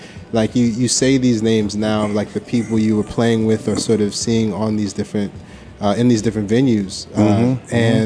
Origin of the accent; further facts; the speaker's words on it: Buffalo, New York, United States; also born or lived in Williamsburg, Brooklyn; now in Brooklyn, United States; I was born in Buffalo